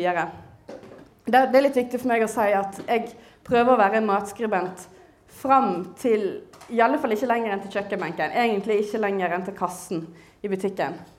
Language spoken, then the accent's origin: Norwegian; Western Norway, Norway; som vestlending jeg kjenner igjen eh, landskapet i Nordhordland